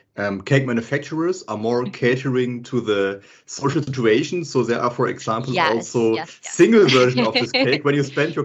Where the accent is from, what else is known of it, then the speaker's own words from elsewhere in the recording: Italy; moved away as an adult; now in Belgium; I am originally from Italy, but I've been living abroad for half of my life, and I've been living in Belgium for approximately 8 years now.